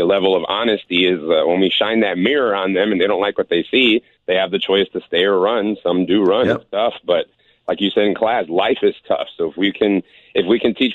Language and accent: English; Puerto Rico; I'm Puerto Rican.